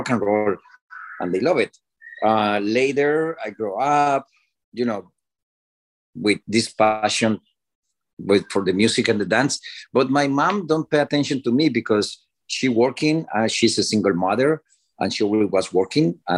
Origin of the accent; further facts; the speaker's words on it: Cali, Valle del Cauca, Colombia; English is a second language; moved away as an adult; also born or lived in Miami; now in United States; my city, Cali, Colombia. I'm from Colombia